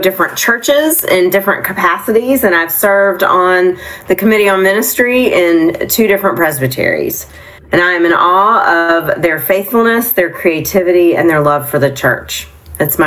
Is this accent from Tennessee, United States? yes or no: yes; Nashville, Tennessee, United States; now in Concord, United States; I'm a kid from Nashville, Tennessee